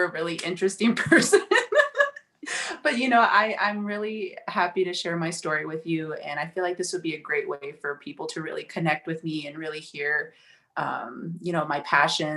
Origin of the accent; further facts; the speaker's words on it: Oakland, California, United States; I grew up in the Bay Area, San Francisco Bay Area. I'm from Oakland, California, born and raised.